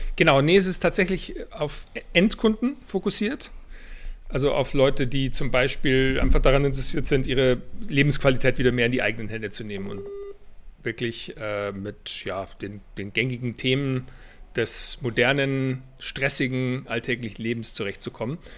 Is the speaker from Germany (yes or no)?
yes; Weilheim, Bavaria, Germany; moved away as an adult; also born or lived in Boston, United States / Berlin; ich stamme aus Weilheim in Oberbayern, also nicht weit weg von München. Bin dann hier im Basketball auch groß geworden